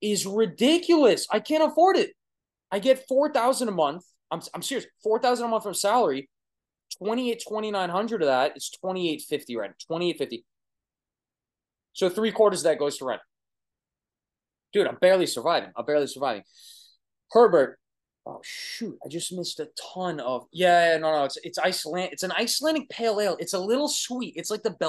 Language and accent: English; Long Island, New York, United States; accent: Brooklyn; I'm from Long Island, New York, and we have a heavy Brooklyn accent